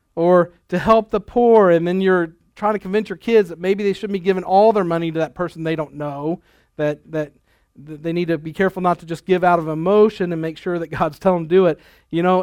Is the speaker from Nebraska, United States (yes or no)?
yes; Lexington, Nebraska, United States; we were growing up in Nebraska in a real small town, uh, Lexington